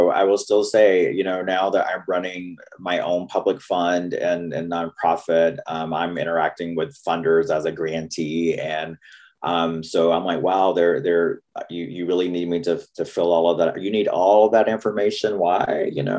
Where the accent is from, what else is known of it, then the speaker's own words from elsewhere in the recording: the South, United States; accent: Southern US; all the stereotypes they had about me and my people and people in the South because of my accent